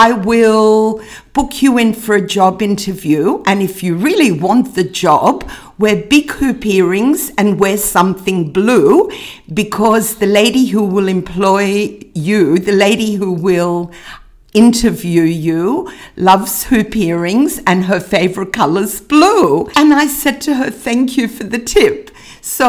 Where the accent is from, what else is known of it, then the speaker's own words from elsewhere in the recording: Australia; being the Aussie way, we're all really polite